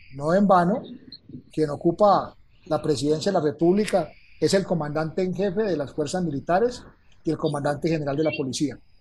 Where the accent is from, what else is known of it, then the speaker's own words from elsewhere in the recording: Calarcá, Quindío, Colombia; mi pueblo, en Calarcá, Quindío, que en ese tiempo era Viejo Caldas